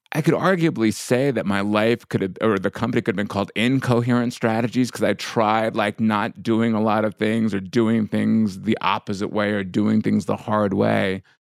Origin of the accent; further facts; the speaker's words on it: suburbs of New York, United States; growing up the way I did in, you know, in, in the suburbs of New York as a Indian immigrant's kid